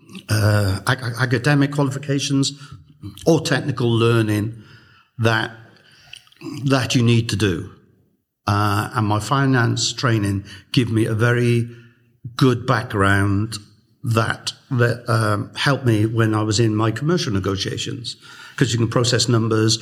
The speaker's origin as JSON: {"language": "English", "town": "Newport", "region": "Wales", "country": "United Kingdom", "tie": "born or raised there", "also_born_or_lived": "Coventry / New York", "moved": "as an adult", "said": "I moved from Newport to Coventry to New York to Newport Beach, California."}